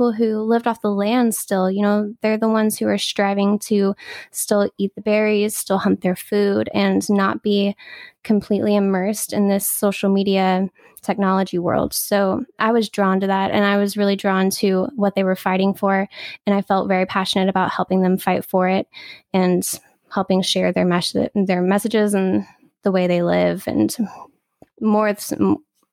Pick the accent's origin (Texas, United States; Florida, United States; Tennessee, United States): Texas, United States; also born or lived in Louisiana; now in California, United States; I'm in sunny California, but I'm actually born in Louisiana and raised in Texas.